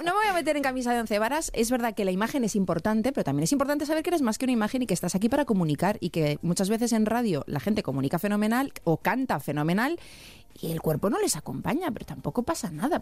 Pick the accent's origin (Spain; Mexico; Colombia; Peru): Spain; Bilbao, Basque Country; Y yo de Bilbao